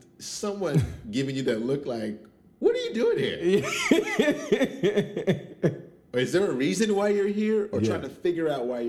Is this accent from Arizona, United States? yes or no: yes; Mesa, Arizona, United States; moved away; also born or lived in Chicago, Illinois; from Mesa.